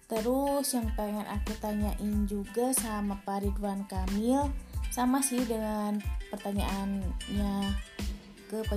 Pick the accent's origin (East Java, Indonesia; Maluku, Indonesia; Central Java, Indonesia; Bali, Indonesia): Central Java, Indonesia; now in West Java, Indonesia; kalau orang-orang Jawa yang kayak aku nih orang Jawa yang ada di Jawa Barat kangen ke sana tapi nggak berani mudik